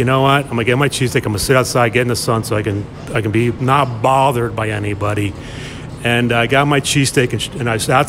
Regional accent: Delaware County, Pennsylvania, United States; I grew up in Delco

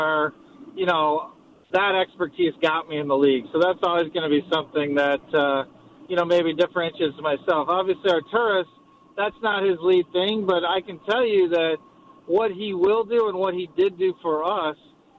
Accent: Cleveland, Ohio, United States; I grew up in Cleveland, and you guys eliminated my Cavaliers when I was growing

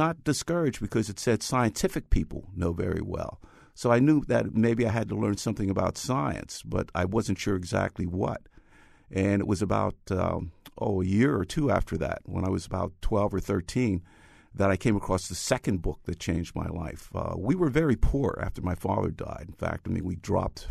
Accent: New York City, New York, United States; I grew up in the Bronx, and this was from 1945 through 1955

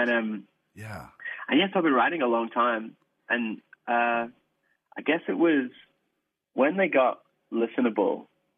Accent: Ireland; So we grew up in the Salvation Army in Ireland.

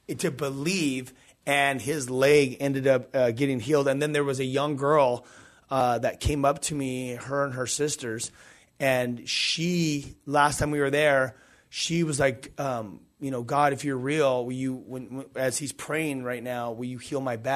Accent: Southern California, United States; We're from SoCal.

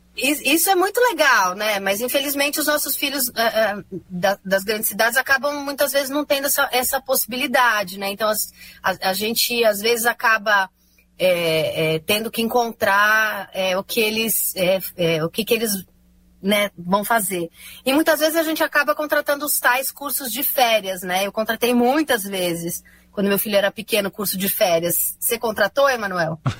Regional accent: São Paulo, Brazil; eu sou de São Paulo

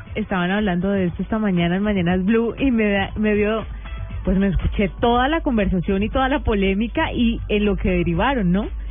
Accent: Buga, Valle del Cauca, Colombia; yo crecí en Buga, yo no estaba en la metrópoli

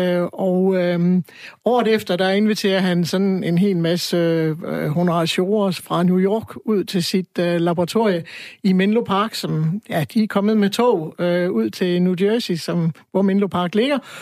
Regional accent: Aarhus, Central Denmark Region, Denmark; jeg er født, jeg er født og opvokset i Aarhus

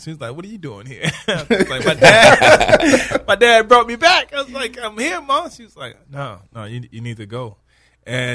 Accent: Houston, Texas, United States; moved away; also born or lived in Hattiesburg, Mississippi / New Orleans, Louisiana; I grew up in Houston, Texas, but I lived in Mississippi, Hattiesburg, Mississippi, New Orleans, Louisiana

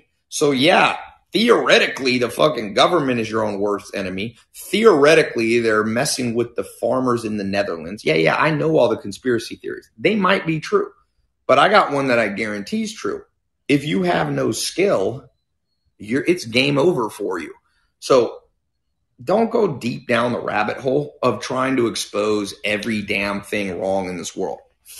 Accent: North Carolina, United States; I was in a mobile home. So my best friend, Josh, we'd go to the trailer park to play basketball growing up in North Carolina.

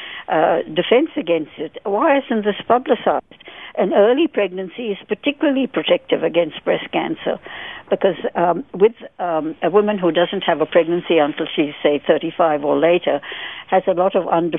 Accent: India; I'm Indian born, and I'm Indian, brown Indian in skin color as well

